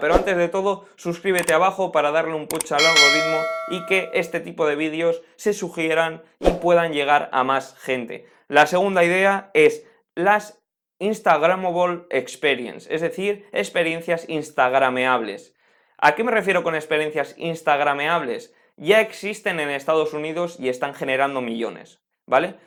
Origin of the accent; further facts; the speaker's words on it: Spain; En mi país, por, en España